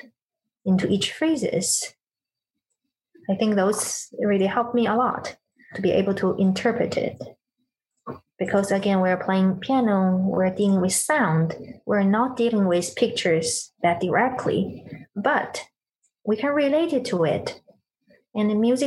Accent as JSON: {"language": "English", "region": "Beijing", "country": "China", "tie": "born or raised there", "moved": "yes", "said": "when I was in China, in Beijing, actually my hometown"}